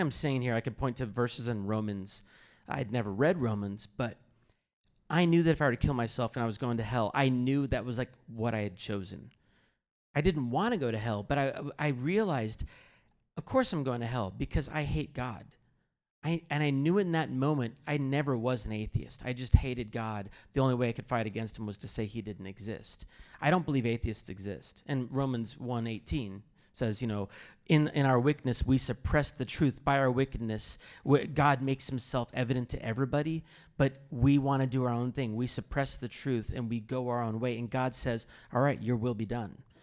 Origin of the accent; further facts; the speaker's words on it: Kansas City, United States; I grew up in Kansas City area